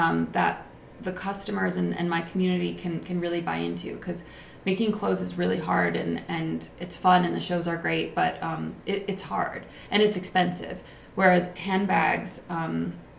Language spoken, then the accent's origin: English; United States; as an American